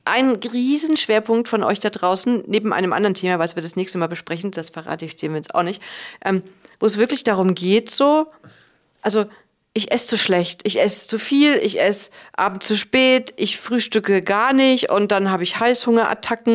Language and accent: German; Cologne, North Rhine-Westphalia, Germany; ich komme ja aus Köln